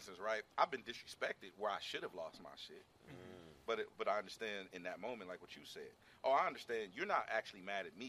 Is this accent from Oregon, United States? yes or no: no; Carson, California, United States; I'm from Carson